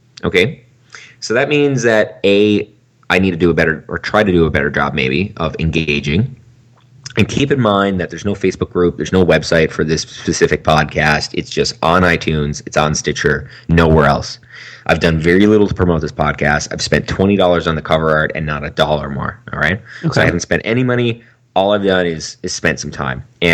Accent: Canada; I'm from Canada

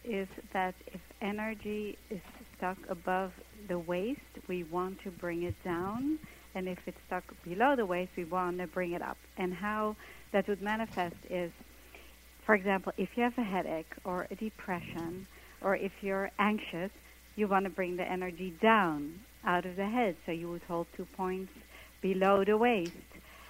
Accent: Netherlands; moved away as an adult; now in New York, United States; I came from Holland to New York to be a dancer, and I got myself into this company

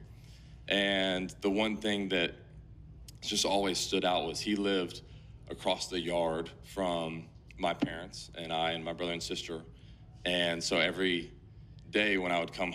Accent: Atlanta, Georgia, United States; moved away as an adult; now in Chicago, United States; I left my hometown team to be here

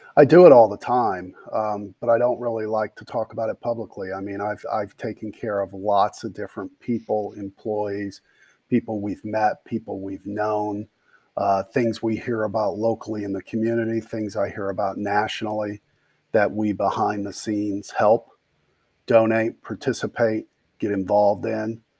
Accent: Gary, Indiana, United States; moved away as an adult; also born or lived in Bloomington, Indiana / Charlottesville, Virginia; I grew up in Gary, Indiana

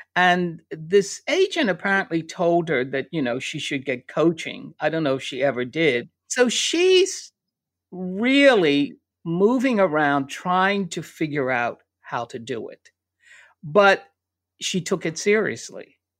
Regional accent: a suburb outside of Philadelphia, Pennsylvania, United States; now in New York, United States; I grew up in Pennsylvania, in a little suburb outside of Philadelphia

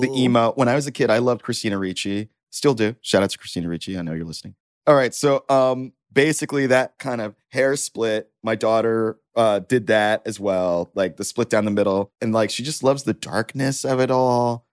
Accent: Dallas, Texas, United States; moved away; I'm from Dallas

